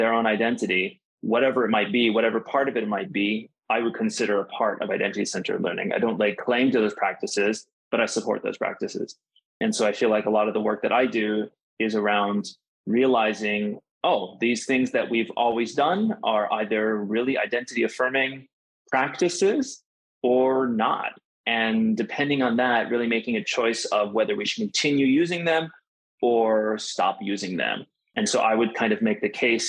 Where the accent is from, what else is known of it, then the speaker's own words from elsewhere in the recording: United States; moved away as an adult; growing up in the United States and being biracial, being multicultural, starting multilingual, then becoming monolingual